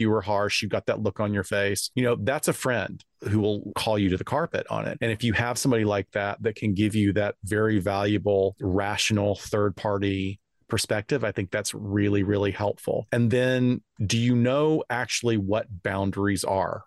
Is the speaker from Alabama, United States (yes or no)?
yes; North Alabama, United States; I grew up in North Alabama